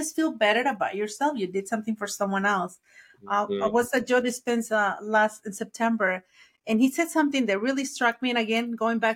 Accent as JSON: {"language": "English", "country": "Mexico", "tie": "born or raised there", "first_language": "Spanish", "second_language": "English", "moved": "yes", "said": "I'm from Mexico, so I was born in Mexico, raised in Mexico, so my first language is Spanish."}